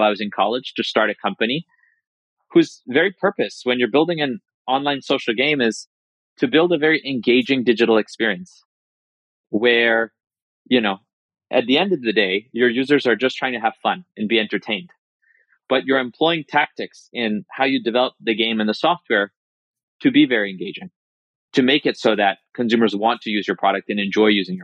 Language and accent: English; New York, United States; also born or lived in India; I was born in India and moved to this country when I was 2 years old, living in New York